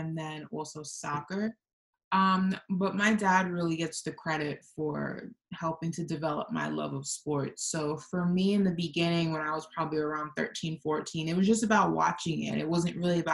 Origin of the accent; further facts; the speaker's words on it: New York, United States; accent: New York; I grew up in New York